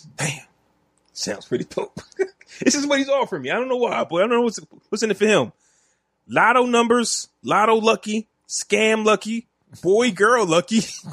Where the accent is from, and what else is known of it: New Jersey, United States